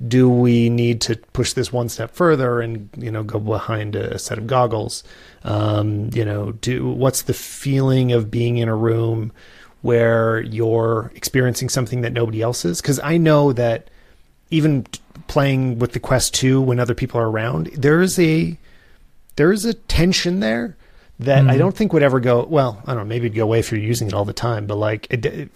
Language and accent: English; Canada; as a Canadian